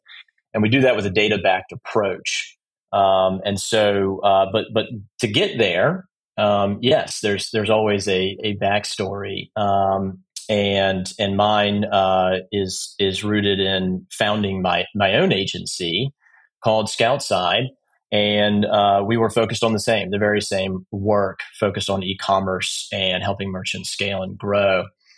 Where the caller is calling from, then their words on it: Charleston, South Carolina, United States; I'm calling from Charleston, South Carolina